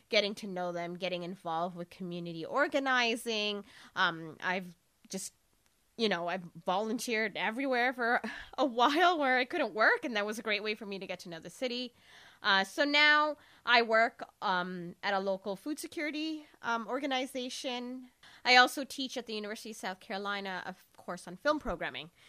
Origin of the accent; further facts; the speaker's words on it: Toronto, Ontario, Canada; now in Columbia, United States; But as soon as I moved, like I moved from a huge city from Toronto, which is like just a mega city